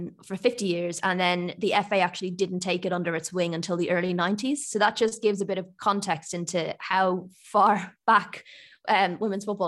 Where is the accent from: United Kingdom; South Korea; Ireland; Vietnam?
Ireland; I grew up in Ireland, if you can't tell from my accent